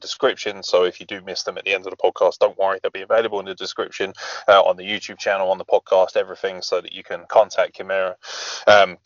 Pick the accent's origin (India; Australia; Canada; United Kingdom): United Kingdom; England; us who live in England